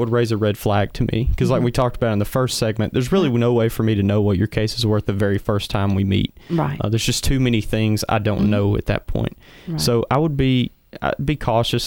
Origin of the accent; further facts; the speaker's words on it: the Shoals area, Alabama, United States; now in Huntsville, United States; I'm from the Shoals area, so I like working with local people